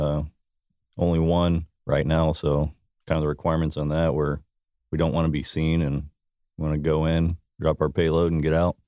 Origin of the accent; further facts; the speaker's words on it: outside of Houston, Texas, United States; moved away as an adult; also born or lived in Grand Forks Air Force Base, North Dakota / MacDill Air Force Base, Florida; I grew up, uh, outside of Houston, Texas.